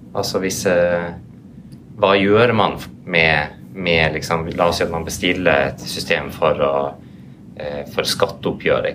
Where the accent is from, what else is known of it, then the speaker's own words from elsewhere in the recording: Norway; vi er jo alle fra Norge